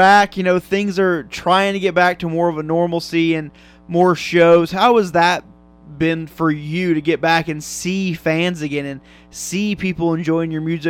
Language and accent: English; Kansas, United States; I'm from up in Kansas